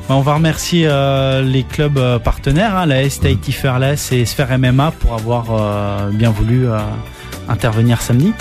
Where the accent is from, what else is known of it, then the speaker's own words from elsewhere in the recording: France; moved away as an adult; now in Tahiti, French Polynesia; là d'où je viens en métropole